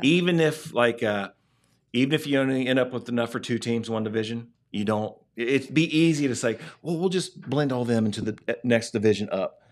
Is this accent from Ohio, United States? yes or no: yes; Ohio, United States; we're from Ohio